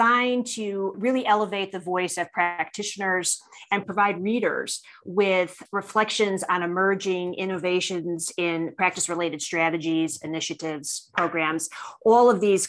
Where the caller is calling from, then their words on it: Parker, Colorado, United States; And today I'm calling in from Parker, Colorado in the U.S.